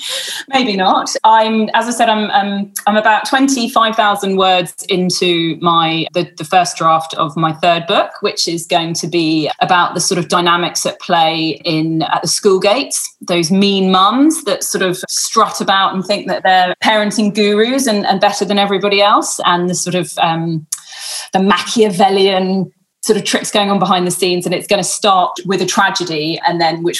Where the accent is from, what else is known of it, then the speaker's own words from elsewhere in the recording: England, United Kingdom; now in Australia; I'm only on a temporary visa because I'm English. So we can't even come over to Sydney or Melbourne, or so very much trapped within West Australia